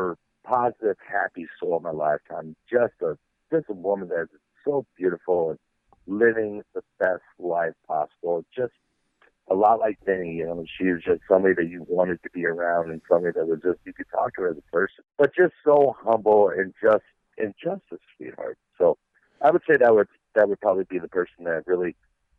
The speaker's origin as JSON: {"language": "English", "region": "Midwest", "country": "United States", "said": "I'm a kid from the Midwest that didn't know shit, didn't have anything"}